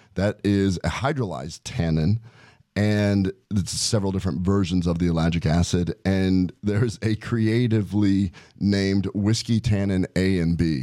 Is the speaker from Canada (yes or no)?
no; Omaha, Nebraska, United States; growing up in Omaha